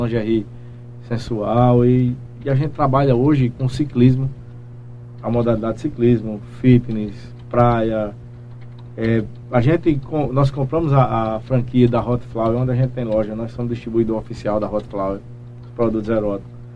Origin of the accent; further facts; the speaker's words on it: Belém, Paraíba, Brazil; also born or lived in Guarabira; Eu sou natural de Guarabira, nasci em Guarabira, porém moro em Belém desde, desde acho que um mês de nascido